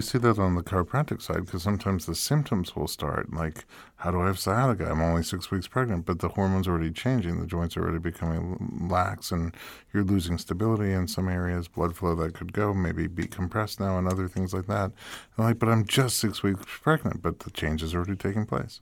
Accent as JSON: {"language": "English", "region": "New York", "country": "United States", "moved": "as an adult", "lives_now": "Los Angeles, United States", "said": "I'm from New York, and when I moved to L"}